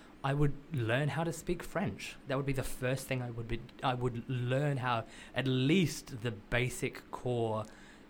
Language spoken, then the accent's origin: English; Australia; I'm Australian